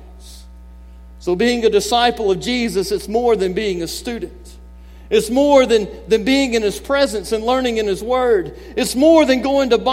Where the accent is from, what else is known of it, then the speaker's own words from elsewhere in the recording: Mobile, Alabama, United States; moved away as an adult; also born or lived in San Jose, California; I grew up in the Deep South. I grew up in Mobile, Alabama.